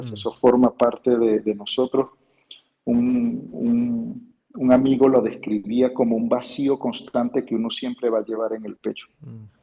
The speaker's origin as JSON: {"language": "Spanish", "country": "Venezuela", "moved": "yes", "said": "casi ocho años fuera de Venezuela y yo por lo menos, si, tuviese esa oportunidad, me iría a mi casa, en mi pueblo."}